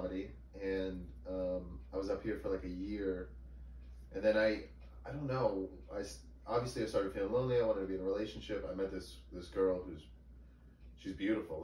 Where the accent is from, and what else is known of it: McLean, Virginia, United States; born or raised there; also born or lived in Syracuse, New York